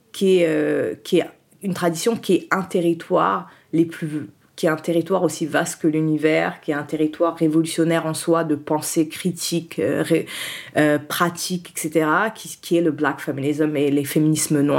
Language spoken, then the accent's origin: French; Haiti; j'étais, en plus, le truc, comme je suis haïtienne, je suis née, je suis doublement noire. C'est, euh, voilà, en vu l'histoire d'Haïti.